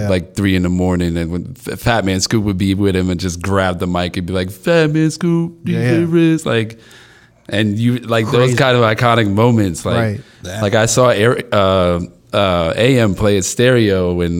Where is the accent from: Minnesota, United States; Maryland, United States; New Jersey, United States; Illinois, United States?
Maryland, United States; Silver Spring; also born or lived in Brooklyn, New York; I moved down to Silver Spring